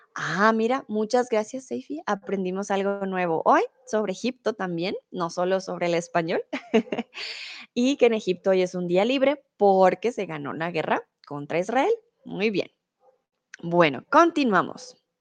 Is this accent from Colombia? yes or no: yes; Colombia; also born or lived in Mexico; now in Germany; soy de Colombia. Comúnmente vivo en Alemania, ahora estoy en México